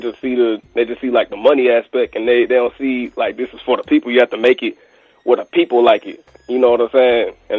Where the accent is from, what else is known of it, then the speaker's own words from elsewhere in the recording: Atlanta, Georgia, United States; Like me, myself, I'm from Atlanta